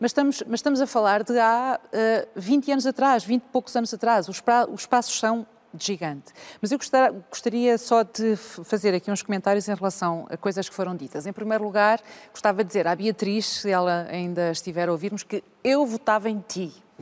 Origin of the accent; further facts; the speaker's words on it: Vila Real, Norte, Portugal; moved away as an adult; also born or lived in Porto; now in Lisbon, Portugal; Eu cresci numa aldeia até aos seis. A minha primeira infância é numa aldeia, tenho raízes rurais e depois vou para Vila Real, onde estou uh, praticamente até aos uh, ah, 20 anos